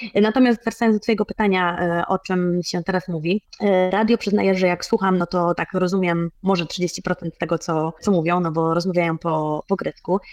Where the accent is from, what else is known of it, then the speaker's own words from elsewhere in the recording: Poland; now in Cyprus; jestem z Polski